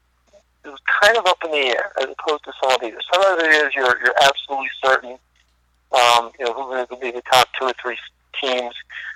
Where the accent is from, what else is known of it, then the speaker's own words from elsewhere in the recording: Silver Spring, Maryland, United States; moved away; I'm from Maryland, I grew up in Silver Spring, I went to Hebrew Academy down there.